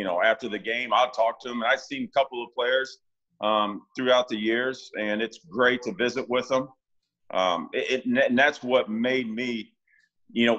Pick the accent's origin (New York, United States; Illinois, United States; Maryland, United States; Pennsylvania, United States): Illinois, United States; Washington; I grew up outside of Washington, Illinois. It's just right outside of Peoria.